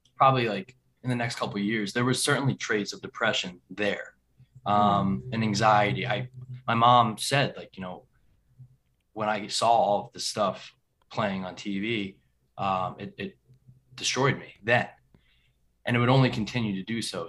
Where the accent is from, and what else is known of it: New Vernon, New Jersey, United States; born or raised there